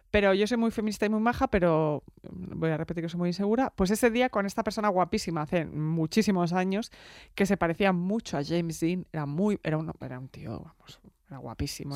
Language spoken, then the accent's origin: Spanish; Barcelona, Catalonia, Spain; soy de Barcelona